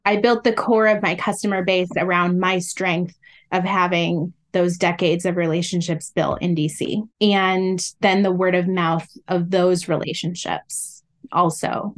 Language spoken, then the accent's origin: English; Illinois, United States; also born or lived in Iowa; now in Washington, D.C., United States; I was born in the Midwest. And so through elementary school, I went to a school in Illinois